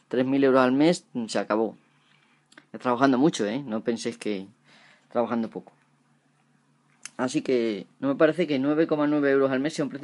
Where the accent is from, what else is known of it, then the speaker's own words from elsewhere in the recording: Spain; Porque si aquí en España, por ejemplo, tenemos una mierda sueldos, que en mi pueblo, por ejemplo, la mayoría de la gente no cobra más de 700 euros a lo mejor al mes